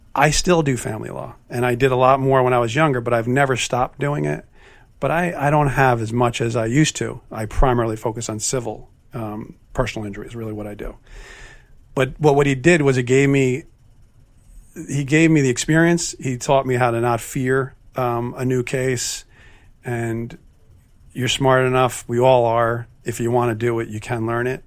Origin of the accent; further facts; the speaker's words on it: New Jersey, United States; moved away as an adult; I'm from North Jersey